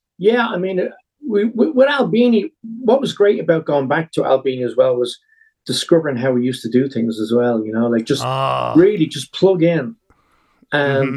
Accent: Dublin, Leinster, Ireland; moved away; also born or lived in Los Angeles; I was born in a British Army barracks in Dublin, the last British Army barracks that was ever there.

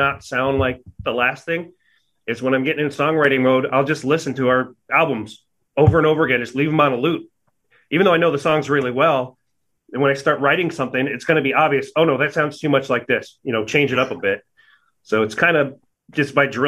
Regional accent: Arizona, United States; also born or lived in Hawaii / Texas / New Hampshire; Arizona is where I am and where I've lived most of my life

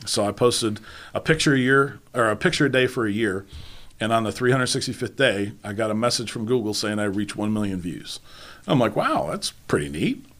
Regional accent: New York, United States; also born or lived in Charlotte, North Carolina; now in Northeast Tennessee, United States; growing up in New York

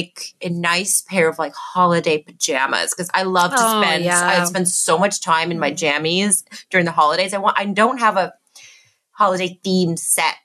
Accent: Canada; being Canadian

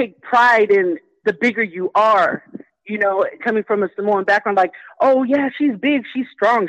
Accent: Victorville, California, United States; California, Victorville, the high desert.

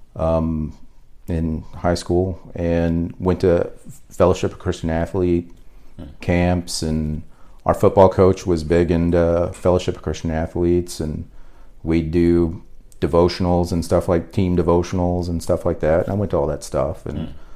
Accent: Fort Smith, Arkansas, United States; I was born in Arkansas. Um, mainly grew up in Fort Smith, Arkansas. Um, we lived there the majority of the time, fifth grade, all through high school.

